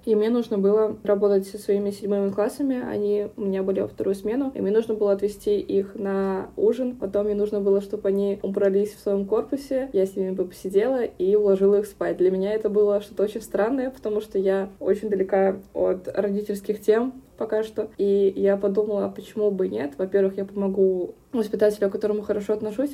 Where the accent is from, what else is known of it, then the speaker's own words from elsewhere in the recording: Saint Petersburg, Russia; moved away as an adult; now in Yamalo-Nenets Autonomous Okrug, Russia; я из Санкт-Петербурга